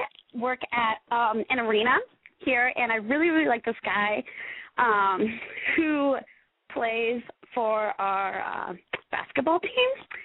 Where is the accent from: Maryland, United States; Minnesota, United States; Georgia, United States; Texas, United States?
Minnesota, United States; Minneapolis; I'm …. I'm 22. I'm from Minneapolis.